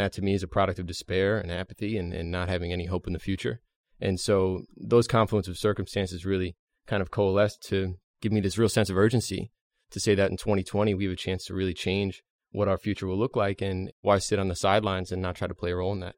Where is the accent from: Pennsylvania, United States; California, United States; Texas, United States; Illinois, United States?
Pennsylvania, United States; Hershey; I'm from Hershey, Pennsylvania.